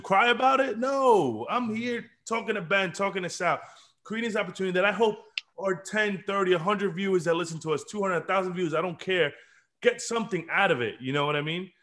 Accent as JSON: {"language": "English", "country": "Dominican Republic", "tie": "born or raised there", "moved": "yes", "lives_now": "United States", "said": "I was born in Dominican Republic"}